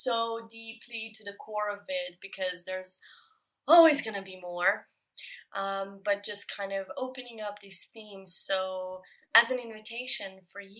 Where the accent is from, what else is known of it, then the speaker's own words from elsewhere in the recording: Slovenia; moved away; we are both originally from Slovenia